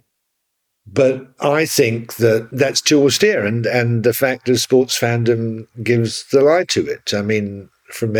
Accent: London, United Kingdom; I'm from North London

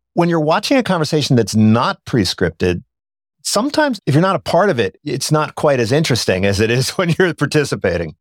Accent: Philadelphia, Pennsylvania, United States; we grew up in Philadelphia

